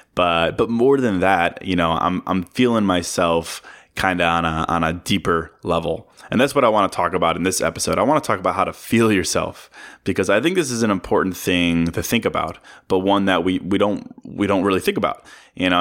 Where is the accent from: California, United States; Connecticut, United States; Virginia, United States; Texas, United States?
Virginia, United States; now in Chicago, United States; I'm from Virginia